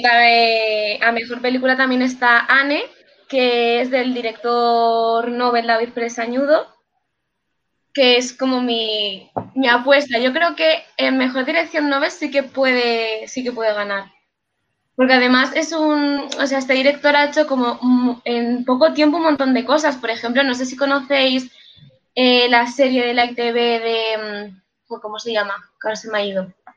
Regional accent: Basque Country, Spain; es por mi tierra

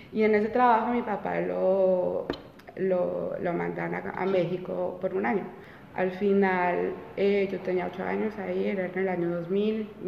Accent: Colombia; español es mi idioma materno. Y eso fue una época, aunque mis papás no querían regresar a Colombia en ese momento, era como en los años 92, pues imagínate la situación política mm. ahí, Pablo Escobar, full, las bombas en Bogotá

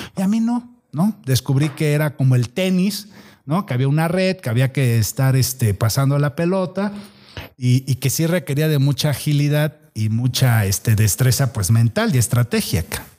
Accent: Tierra Blanca, Veracruz, Mexico; also born or lived in Córdoba, Veracruz; somos oriundos de Tierra Blanca, Veracruz

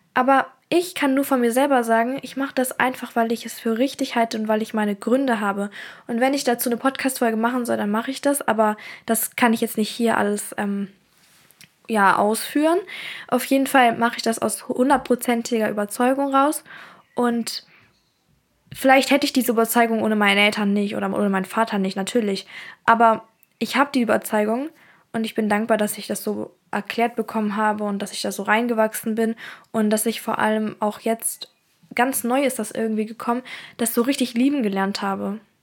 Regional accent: Germany; first language German; Ich bin auch in Deutschland geboren und deswegen ist auch Deutsch meine Muttersprache.

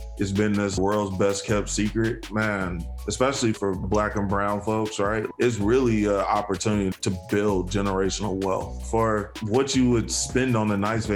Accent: Chicago, Illinois, United States; I grew up south side of Chicago.

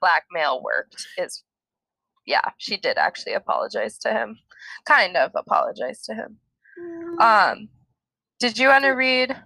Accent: Minnesota, United States; growing up in Minnesota

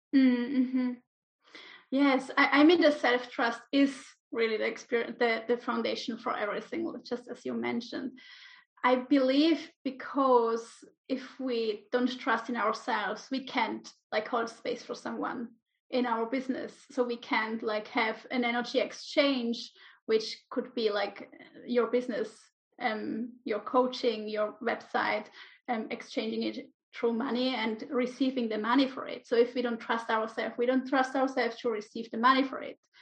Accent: Switzerland; moved away as an adult; also born or lived in Ibiza, Spain; now in Menorca, Spain; I'm originally from Switzerland.

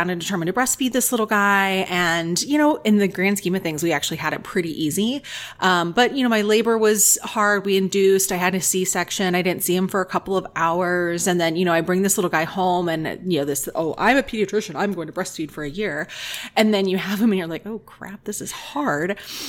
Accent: Dayton, Ohio, United States; also born or lived in Toledo, Ohio; now in Columbus, United States; so lactation consultant here in Columbus. And I've always lived in Ohio. So I was born and raised in Dayton, went to medical school up in Toledo, and then came down here for residency.

